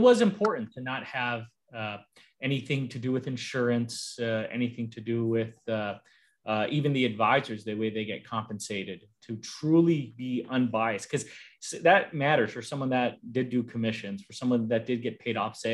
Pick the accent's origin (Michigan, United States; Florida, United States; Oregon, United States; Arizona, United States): Arizona, United States; now in California, United States; I grew up in Arizona, and now I'm in California